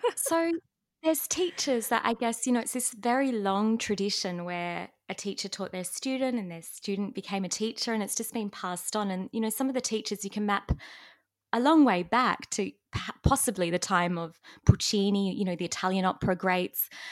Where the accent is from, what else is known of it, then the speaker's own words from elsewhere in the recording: Australia; accent: Australian; first language English; as an Australian